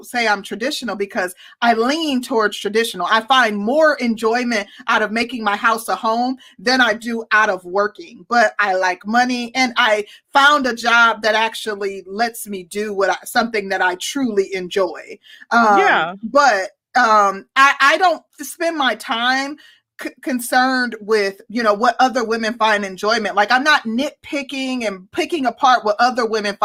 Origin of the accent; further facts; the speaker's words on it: Milwaukee, Wisconsin, United States; also born or lived in Mississippi; my family is from the SIP. I'm from Milwaukee